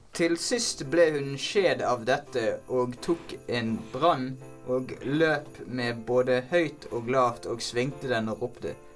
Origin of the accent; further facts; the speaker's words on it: Bergen, Vestland, Norway; jeg er bergenser